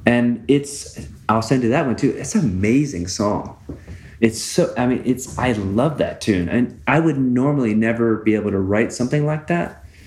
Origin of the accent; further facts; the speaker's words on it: West Coast, United States; now in Tucson, United States; where I grew up on the West Coast